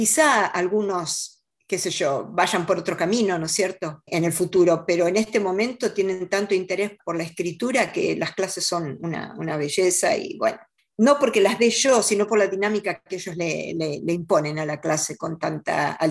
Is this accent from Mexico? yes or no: no; Rosario, Santa Fe, Argentina; Eh, bueno, mi infancia, yo, yo nací en la ciudad de Rosario, que es la segunda ciudad, digamos, del país. Mi padre era bancario.